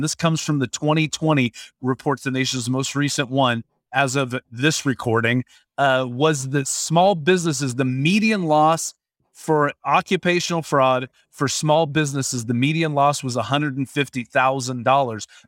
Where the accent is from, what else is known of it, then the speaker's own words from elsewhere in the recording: Washington, United States; I grew up in Washington State